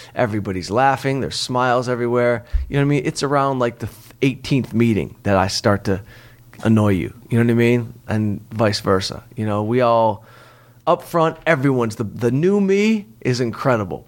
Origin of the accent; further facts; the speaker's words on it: Detroit, Michigan, United States; I'm from Detroit